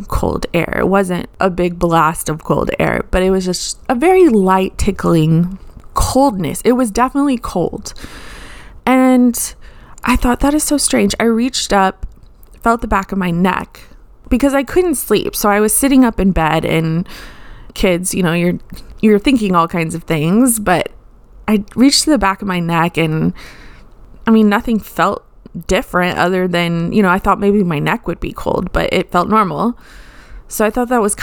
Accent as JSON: {"language": "English", "town": "Austin", "region": "Texas", "country": "United States", "tie": "born or raised there", "said": "I lived in Austin, Texas. I'm from Austin"}